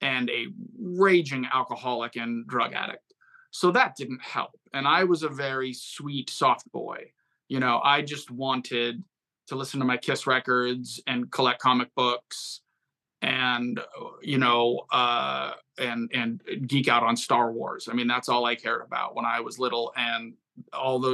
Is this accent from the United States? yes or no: yes; Fremont, California, United States; I grew up in the San Francisco Bay Area, the East Bay, Fremont, California